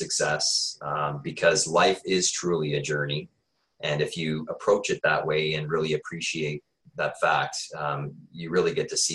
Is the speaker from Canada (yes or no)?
yes; Peterborough, Ontario, Canada; now in Waterloo, Canada; I grew up in Ontario Housing in Peterborough.